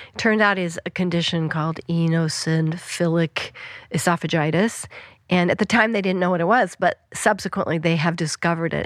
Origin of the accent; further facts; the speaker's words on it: Western Colorado, United States; moved away; I grew up in Western Colorado